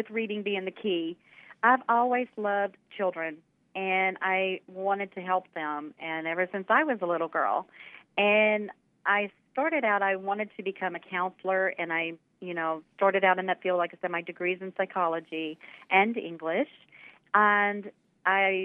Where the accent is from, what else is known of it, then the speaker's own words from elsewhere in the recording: southwest Louisiana, United States; grew up here in Louisiana, and in southwest Louisiana along the Gulf Coast